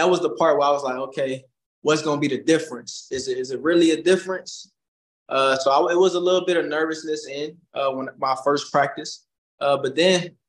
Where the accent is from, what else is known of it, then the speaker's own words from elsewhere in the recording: Virginia, United States; now in Louisville, United States; I'm from Virginia